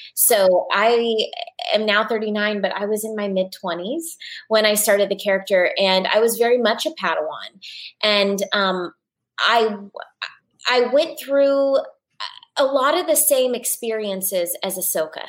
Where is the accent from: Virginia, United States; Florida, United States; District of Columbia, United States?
Florida, United States; Orlando; moved away; also born or lived in Los Angeles; I grew up in Orlando, Florida